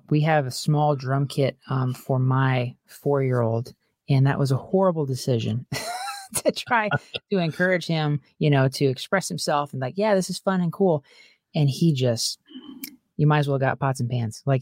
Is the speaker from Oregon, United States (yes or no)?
no; California, United States; born there; now in Albany, United States; I, so I was born in California. We were there for many years um, and lived all over.